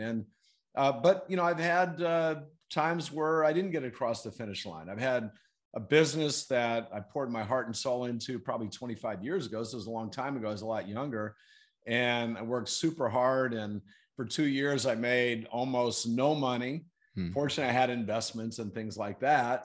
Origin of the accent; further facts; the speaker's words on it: Fayetteville, North Carolina, United States; moved away as an adult; now in San Diego, United States; we ended up growing up there in, okay. in Fayetteville, North Carolina.